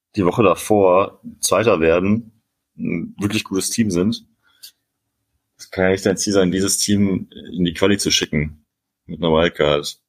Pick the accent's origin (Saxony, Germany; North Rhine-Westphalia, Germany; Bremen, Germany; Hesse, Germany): North Rhine-Westphalia, Germany; Cologne; als Kölner für mich